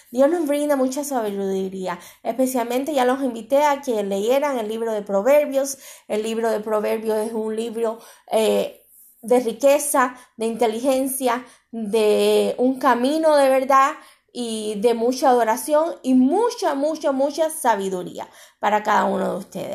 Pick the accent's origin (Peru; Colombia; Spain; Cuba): Cuba; ya oré por mi tierra, ya oré por Cuba